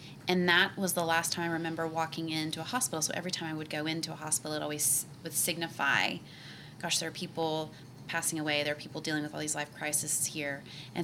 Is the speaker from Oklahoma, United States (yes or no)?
yes; Oklahoma City, Oklahoma, United States; I was born and raised in the state of Oklahoma. I grew up here in Oklahoma City